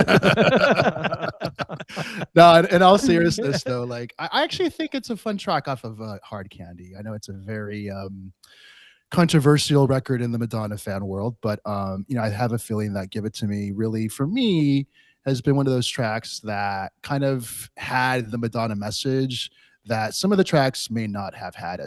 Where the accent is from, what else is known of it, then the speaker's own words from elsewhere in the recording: Los Angeles, California, United States; I grew up in Los Angeles